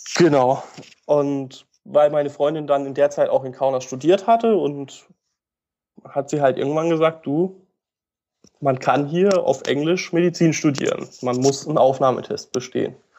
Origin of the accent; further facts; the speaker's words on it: Upper Black Forest, Baden-Württemberg, Germany; moved away as an adult; now in Lithuania; ich komme aus dem Hochschwarzwald, das ist passenderweise Südwestdeutschland